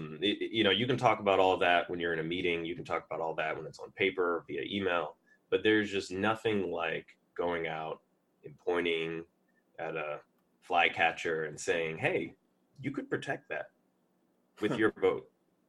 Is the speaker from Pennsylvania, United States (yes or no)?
yes; Philadelphia, Pennsylvania, United States; also born or lived in California / Wisconsin / Texas; now in Washington, United States; I was born in Philadelphia, but I like to say I was raised around the country, and that included some time in California, Wisconsin, and Texas before I came back to Philly to finish high school